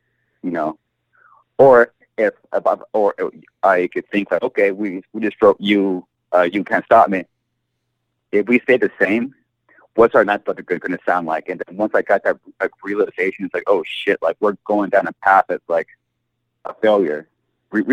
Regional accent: Southern California, United States; we're from SoCal

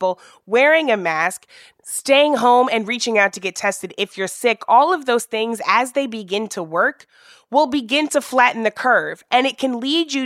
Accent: Missouri, United States; my home state of Missouri

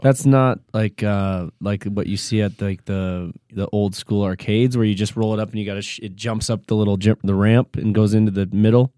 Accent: Michigan, United States; Growing up in Michigan

